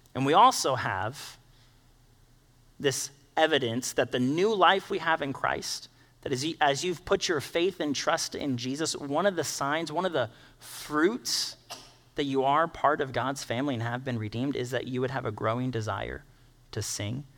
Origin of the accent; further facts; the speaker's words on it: United States; we, being an American culture